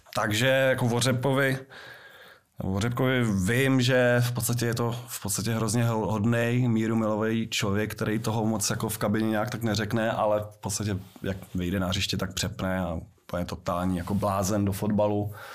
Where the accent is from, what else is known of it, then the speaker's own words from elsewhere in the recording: Prague, Czechia; also born or lived in Liberec; u nás na Brandově